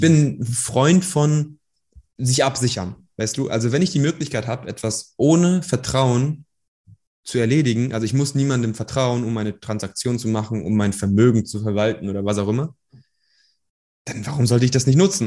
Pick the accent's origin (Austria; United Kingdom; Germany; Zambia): Germany; also born or lived in Iran; ich komme aus dem Iran, wir sind hierhin geflohen, also ich bin nicht hier geboren, aber ich bin hier aufgewachsen